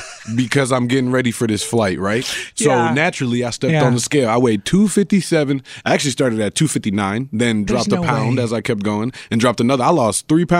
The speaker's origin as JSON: {"language": "English", "town": "Medellín", "region": "Antioquia", "country": "Colombia", "said": "I'm from Medellin. Medellin, Colombia is famous around the world for not just food, coffee, everything."}